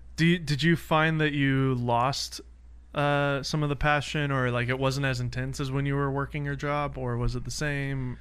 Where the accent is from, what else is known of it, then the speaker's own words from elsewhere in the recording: Nashville, Tennessee, United States; moved away; I'm from Nashville